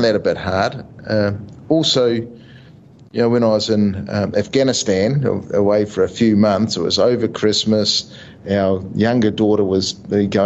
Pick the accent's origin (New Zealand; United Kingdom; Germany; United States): New Zealand; moved away as an adult; now in Australia; I'm Australian paid, but I am still New Zealand made